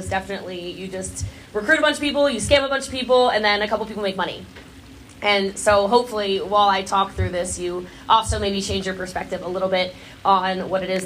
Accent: Maryland, United States; moved away; I'm actually originally from Maryland, so I have a bit of that East Coast aggression

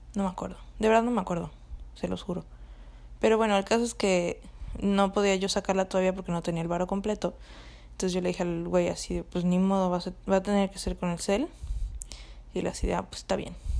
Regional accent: Cancún, Quintana Roo, Mexico; moved away; yo me fui de vacaciones a pues a mi casa, o sea, a Cancún, donde de donde soy

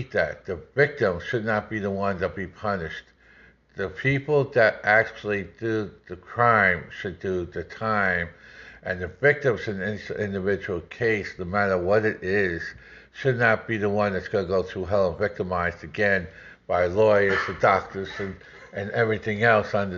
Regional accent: New York, United States; I grew up in New York in the 60s and 70s

